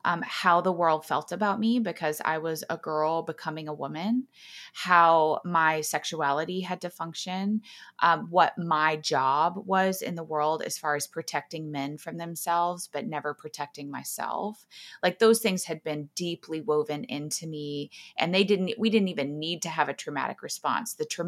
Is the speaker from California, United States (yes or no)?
no; Texas, United States; I grew up in Texas. I grew up in a lot of small towns. My dad was a football coach, so we moved around a lot.